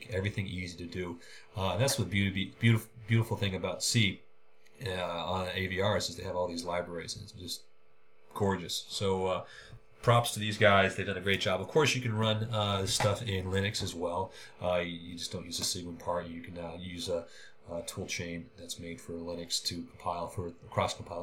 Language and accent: English; Oakland, California, United States; I was born and raised in Oakland